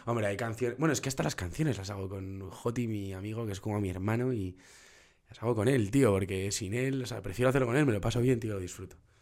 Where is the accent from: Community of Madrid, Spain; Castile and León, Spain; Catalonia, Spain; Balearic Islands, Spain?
Community of Madrid, Spain; Madrid; Nací en Madrid y soy muy, muy madraca, tío, muy madraca